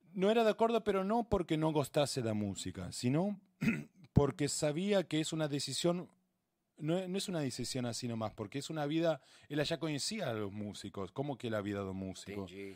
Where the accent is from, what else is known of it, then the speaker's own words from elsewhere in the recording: Argentina; also born or lived in Rio Grande do Sul, Brazil; now in Brazil; yo, que soy de, Argentina